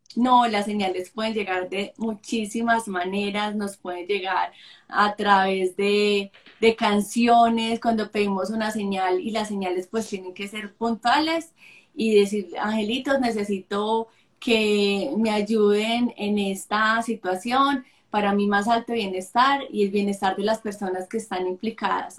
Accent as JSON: {"language": "Spanish", "town": "Sonsón", "region": "Antioquia", "country": "Colombia", "tie": "born or raised there", "said": "cuando tenía ocho años, cuando vivía en Sonsón con mi familia, porque soy de Sonsón, Antioquia"}